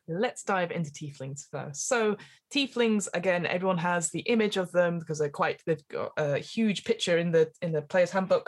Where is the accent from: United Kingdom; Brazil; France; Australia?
United Kingdom; England; as an English person